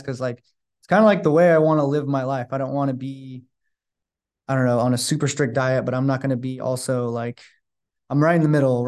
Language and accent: English; Sacramento, California, United States; now in San Francisco, United States